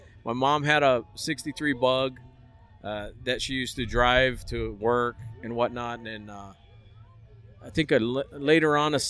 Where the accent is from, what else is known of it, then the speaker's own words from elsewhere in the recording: Hawaii, United States; moved away as an adult; now in Las Vegas, United States; I was born and raised 25 years in Hawaii.